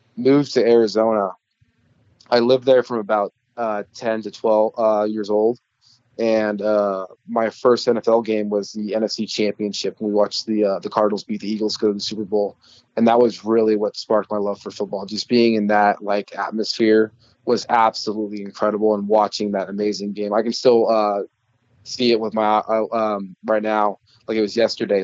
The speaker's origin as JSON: {"language": "English", "town": "Rockport", "region": "Missouri", "country": "United States", "tie": "born or raised there", "said": "I really enjoyed growing up in Rockport"}